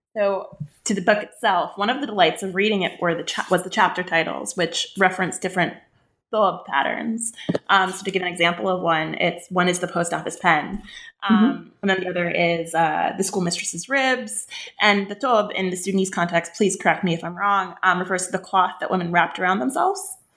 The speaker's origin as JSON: {"language": "English", "region": "West Bank", "country": "Palestine", "tie": "born or raised there", "said": "I grew up in the West Bank. I'm Palestinian"}